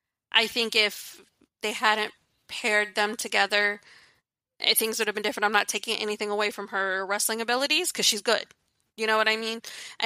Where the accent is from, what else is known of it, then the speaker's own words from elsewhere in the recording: Virginia, United States; I'm from Virginia, if you don't know.